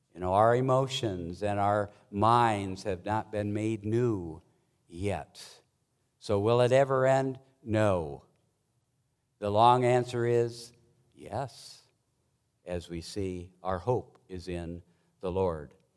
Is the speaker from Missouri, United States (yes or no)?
no; Montana, United States; I grew up in Montana mostly and worked on a ranch from the time I was in eighth grade through college